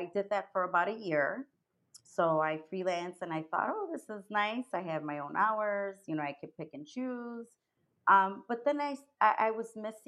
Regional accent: Chicago, Illinois, United States; also born or lived in Cicero, Illinois; Yes, I was born in Chicago. I grew up in Pilsen and Little Village. Mm-hmm. Ended up in my teens in Cicero.

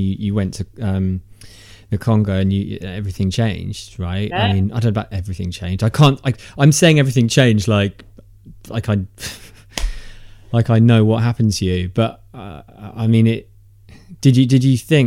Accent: United Kingdom; being British and male

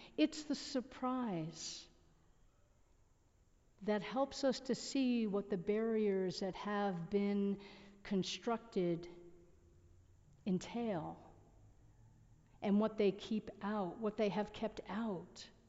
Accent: United States; growing up in the United States, if this is your country of origin, I can't tell you that I constructed barriers, but I can tell you that I breathed the air that contained barriers.

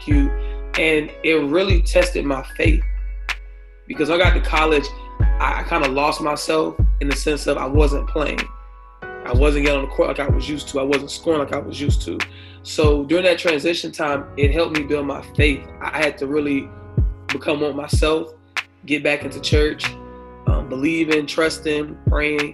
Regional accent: Tallahassee, Florida, United States; also born or lived in Blountstown, Florida; Tallahassee. It really reminded me where I'm from.

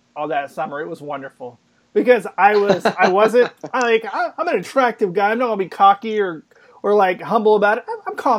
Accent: Oklahoma City, Oklahoma, United States; also born or lived in St. Louis; I'm from Oklahoma City

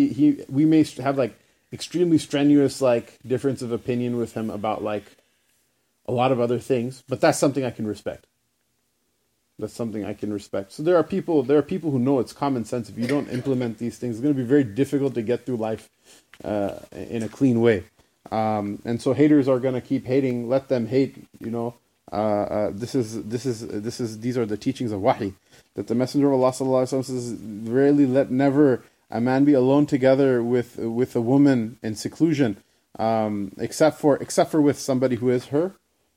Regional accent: New York, United States; the teachings that our rabbi taught us, you know, when we were growing up in New York or whatever

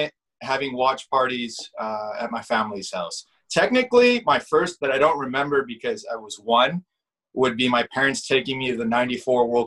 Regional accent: Guadalajara, Jalisco, Mexico; also born or lived in Montebello, California; now in Los Angeles, United States; I was born in Guadalajara, I was born into it

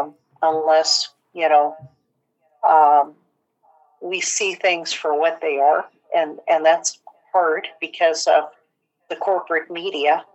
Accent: Portland, Oregon, United States; now in Tacoma, United States; I grew up in Portland

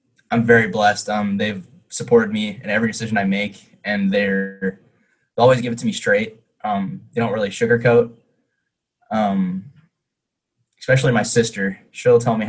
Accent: San Diego, California, United States; I'm from San Diego, California

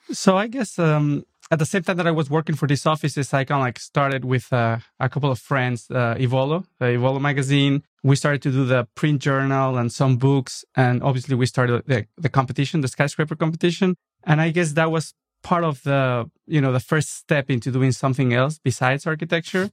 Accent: Mexico City, Mexico; English is a second language; moved away as an adult; also born or lived in New York; now in Los Angeles, United States; I was born in nineteen seventy-eight and then stayed there for the first twenty-five years of my life.

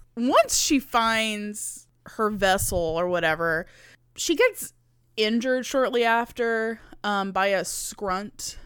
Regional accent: near Houma, Louisiana, United States; the movie theater closest to my hometown was, like, forty-five minutes away in Homa

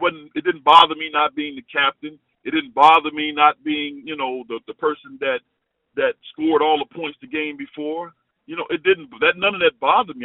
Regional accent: Chicago, Illinois, United States; moved away as an adult; also born or lived in Cincinnati; I'm from Chicago

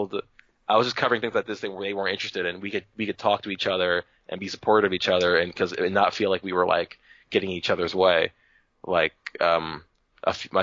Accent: New Jersey, United States; moved away; I'm from New Jersey.

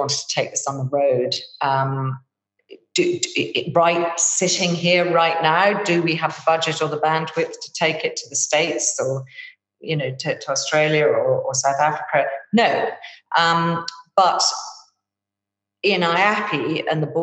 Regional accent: Ireland; I'm Irish

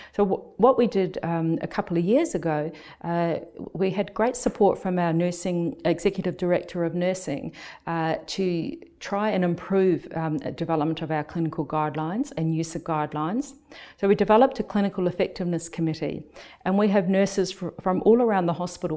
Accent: New Zealand; moved away as an adult; also born or lived in United Kingdom; now in Melbourne, Australia; I'm originally from New Zealand, and when I returned to New Zealand

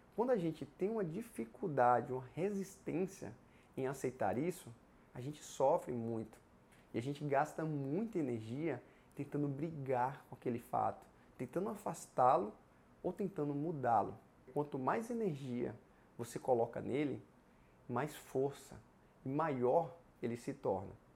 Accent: Ibicaraí, Bahia, Brazil; moved away as an adult; also born or lived in Vitória da Conquista; a minha cidade natal era outra, era Ibicaraí

